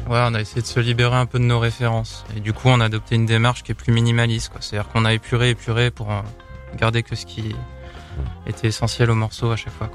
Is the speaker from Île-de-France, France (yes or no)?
no; Lyon, Auvergne-Rhône-Alpes, France; on vient de Lyon